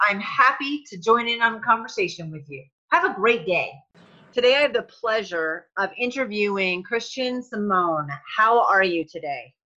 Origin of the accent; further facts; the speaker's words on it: New England, United States; I grew up in New England